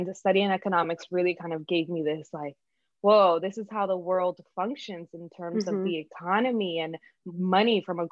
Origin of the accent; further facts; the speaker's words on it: New York City, New York, United States; first language Spanish; English is a second language; also born or lived in Dominican Republic; I was born in the Dominican Republic. I immigrated here with my parents when I was 4 years old. So it was, I remember it's one of like my first memories of going to school for the first time here in Brooklyn, New York.